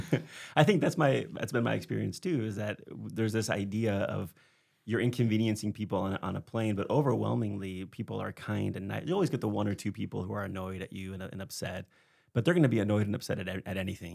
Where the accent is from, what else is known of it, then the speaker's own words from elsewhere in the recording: Spain; I grew up in Spain